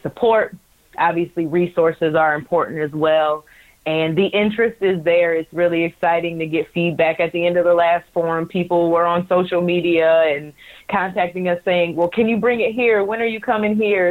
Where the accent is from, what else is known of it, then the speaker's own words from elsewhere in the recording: right outside of Detroit, Michigan, United States; moved away; I grew up right outside of Detroit, watching Detroit sports.